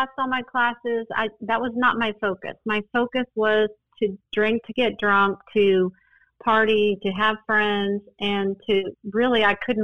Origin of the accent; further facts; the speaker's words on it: Boulder, Colorado, United States; now in Austin, United States; I grew up in Boulder, Colorado